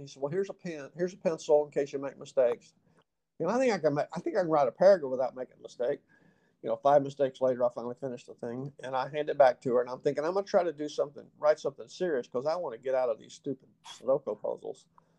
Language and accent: English; the South, United States; accent: Southern; I said, "Unless you're trying to get rid of my Southern accent, I don't think I have a speech problem."